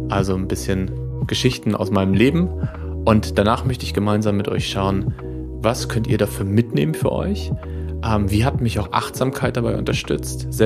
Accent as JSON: {"language": "German", "town": "Lippstadt", "region": "North Rhine-Westphalia", "country": "Germany", "tie": "born or raised there", "said": "nach Lippstadt zu kommen, die Stadt, äh, in der ich lange gelebt habe, in der ich geboren bin, in der ich viele Freunde habe und Familie."}